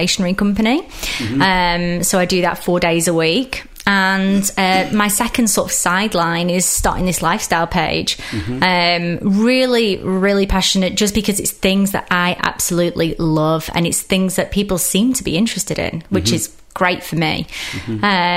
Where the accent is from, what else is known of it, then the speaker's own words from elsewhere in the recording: England, United Kingdom; accent: British; I grew up in England